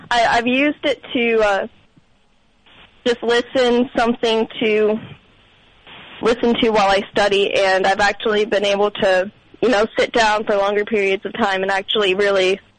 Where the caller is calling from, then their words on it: Sugarcreek, Ohio, United States; from Sugar Creek, Ohio.